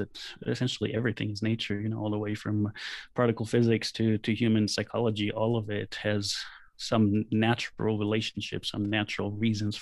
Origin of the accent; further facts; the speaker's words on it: Israel; moved away as an adult; also born or lived in California; when I grew up in Israel, the country was mostly empty, and I grew up in the fields